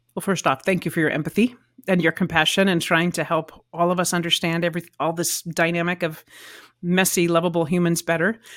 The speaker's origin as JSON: {"language": "English", "region": "Arizona", "country": "United States", "tie": "born or raised there", "also_born_or_lived": "Nashville, Tennessee", "moved": "as an adult", "said": "I grew up in Arizona, and went to Arizona Lutheran Academy"}